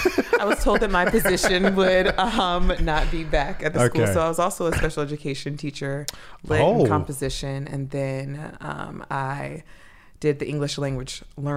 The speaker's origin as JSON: {"language": "English", "town": "Atlanta", "region": "Georgia", "country": "United States", "tie": "born or raised there", "also_born_or_lived": "New York", "said": "So Maryland is my ninth state, I believe. And so I born and raised in Atlanta, Georgia. Most of my childhood was spent there, but then moved between there and New York."}